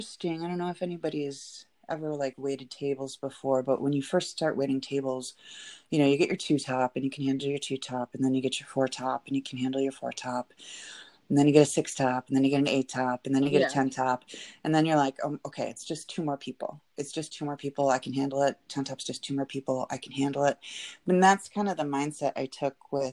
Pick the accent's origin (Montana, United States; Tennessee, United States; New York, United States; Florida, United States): New York, United States; Buffalo; moved away as an adult; also born or lived in Columbus, Ohio; I'm originally from Buffalo, New York